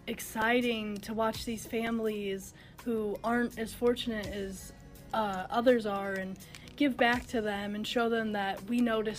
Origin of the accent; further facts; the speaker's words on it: Mishawaka, Indiana, United States; I grew up in Mishawaka and I know a lot of the people in the community